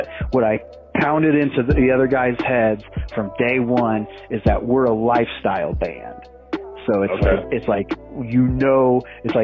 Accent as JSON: {"language": "English", "town": "Des Moines", "region": "Iowa", "country": "United States", "said": "I'm from Des Moines, Iowa"}